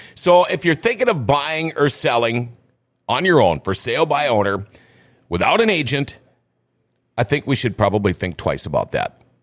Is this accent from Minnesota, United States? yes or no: yes; Crookston, Minnesota, United States; moved away; also born or lived in Thief River Falls; Originally, I'm from Crookston